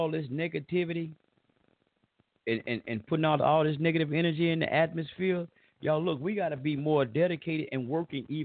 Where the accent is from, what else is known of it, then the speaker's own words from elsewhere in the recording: the South, United States; accent: southern drawl; I got this old southern drawl